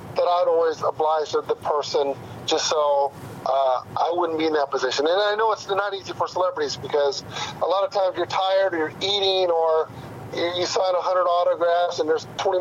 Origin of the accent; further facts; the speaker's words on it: Northern California, United States; I grew up in Northern California, so I was a Raider fan